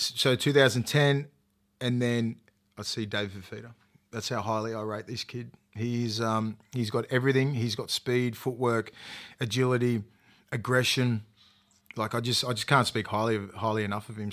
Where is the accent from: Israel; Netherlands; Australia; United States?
Australia; Toronto, New South Wales; I'm from Toronto West